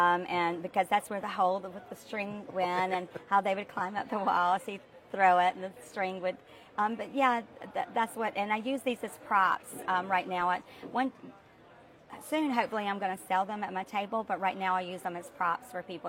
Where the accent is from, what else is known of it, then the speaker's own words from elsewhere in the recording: North Carolina, United States; moved away as an adult; also born or lived in Los Angeles; I moved from Los Angeles back to North Carolina because I wanted to, my life was shifting and changing when I was around, you know, 25, 26 years old.